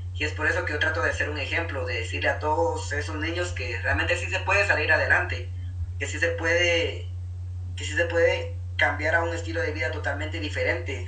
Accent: Antigua Guatemala, Sacatepéquez, Guatemala; yo soy un guatemalteco pues común y corriente, soy un guatemalteco normal

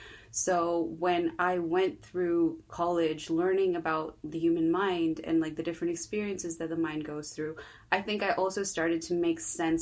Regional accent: Chennai, Tamil Nadu, India; moved away as an adult; also born or lived in United States / Coimbatore, India; now in United Kingdom; I actually was born in Chennai, India. It is the southern part of India. I know a lot of people think of India as like one big Bollywood movie, but no, there's a lot of diversity there. I am Tamil.

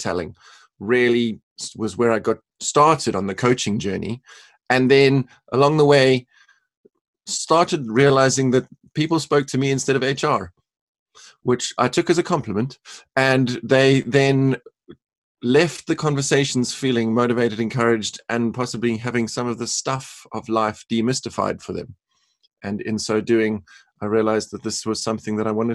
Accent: Cape Town, Western Cape, South Africa; moved away; also born or lived in North Carolina; So originally born and raised in Cape Town, South Africa

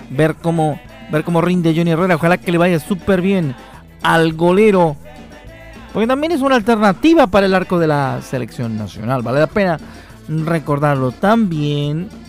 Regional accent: Puerto Montt, Los Lagos, Chile; bueno, yo soy de Puerto Montt, me formé allá, luego llegué a Banechá, tuve un periodo de más o menos cinco años.

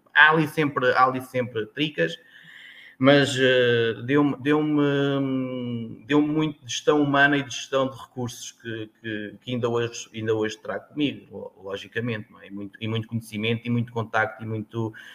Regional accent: Tomar, Centro, Portugal; also born or lived in Sertã, Beira; now in Alentejo, Portugal; digo que sou de Tomar

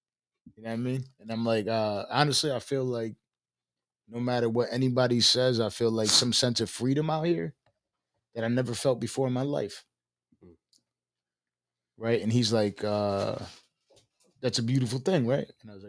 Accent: Buffalo, New York, United States; moved away; What I was saying is I came from Buffalo, New York. Everybody always had to press each other for no fucking reason. I moved to Virginia when I caught a case.

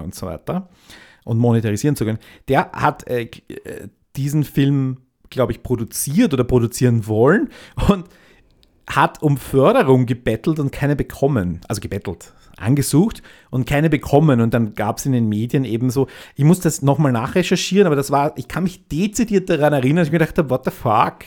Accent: Austria

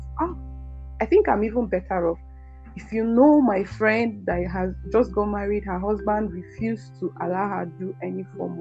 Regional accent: Nigeria; We are Nigerians

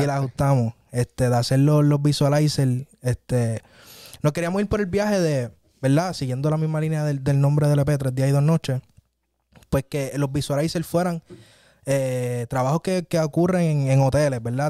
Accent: San Germán, Puerto Rico; en mi pueblo, en San Germán

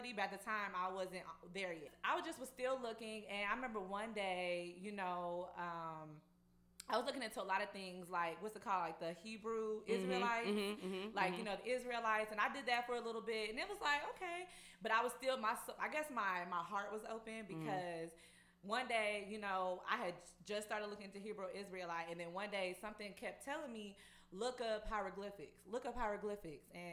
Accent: Fort Worth, Texas, United States; I'm from Fort Worth

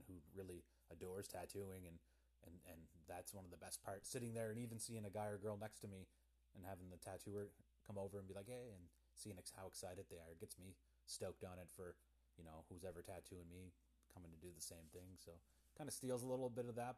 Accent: Pictou County, Nova Scotia, Canada; I'm from Pictou County, Nova Scotia

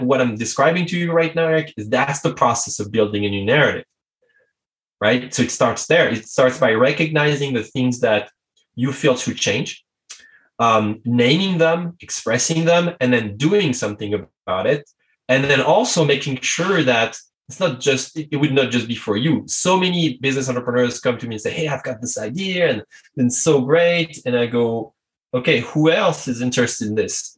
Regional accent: France; English is a second language; i'm french english is not my native language

